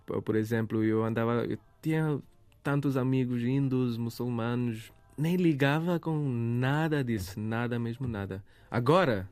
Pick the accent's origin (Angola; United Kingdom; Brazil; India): India; Goa; Portuguese is a second language; moved away as an adult; now in Portugal; eu sou de Goa